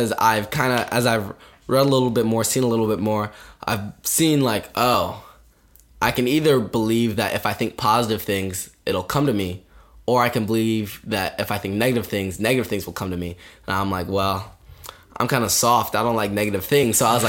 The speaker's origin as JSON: {"language": "English", "region": "Ohio", "country": "United States", "said": "We're both from Ohio"}